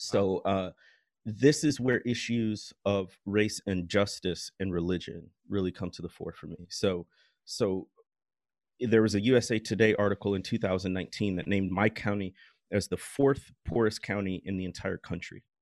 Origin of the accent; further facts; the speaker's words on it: Midwest, United States; I grew up in the Midwest